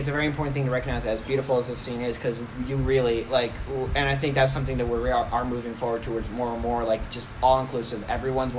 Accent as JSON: {"language": "English", "town": "Oceanport", "region": "New Jersey", "country": "United States", "said": "The best thing to come out of Oceanport, New Jersey, is us"}